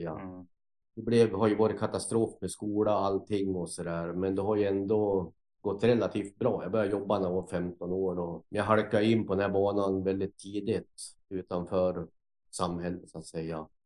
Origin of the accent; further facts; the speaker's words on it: Gävle, Gävleborg County, Sweden; also born or lived in Sandviken; Ja, jag är ju uppväxt till en början en kort tid eh, utanför Sandviken. Då. Sen så växte jag upp i Gävle fram till lekis. Då bodde jag med min mamma.